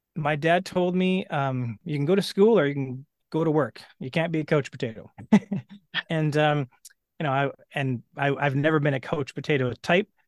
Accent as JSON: {"language": "English", "town": "Edmonton", "region": "Alberta", "country": "Canada", "tie": "born or raised there", "said": "I grew up in Western Canada. I was born in Edmonton"}